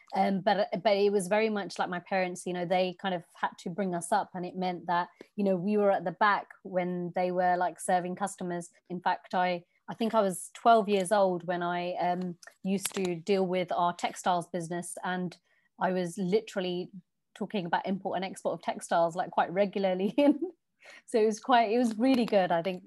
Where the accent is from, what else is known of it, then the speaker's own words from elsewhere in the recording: London, United Kingdom; moved away; also born or lived in Virginia Water, Surrey; I was born and raised in Southall, West London